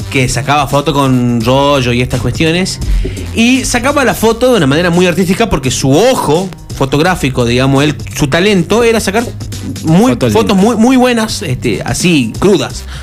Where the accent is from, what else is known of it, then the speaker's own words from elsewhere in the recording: Argentina; Yo soy argentino y estoy acostumbrado a la verbalización